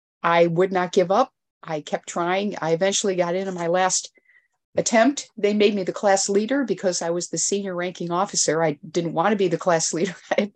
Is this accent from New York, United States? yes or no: yes; Elmira, New York, United States; so I'm actually from Elmira, New York.